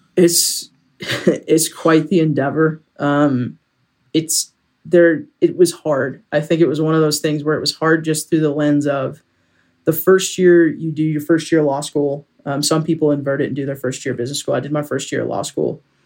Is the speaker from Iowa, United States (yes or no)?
no; Sacramento, California, United States; moved away; also born or lived in Pasadena, California / Colorado Springs, Colorado; I grew up in Sacramento, but was born in Pasadena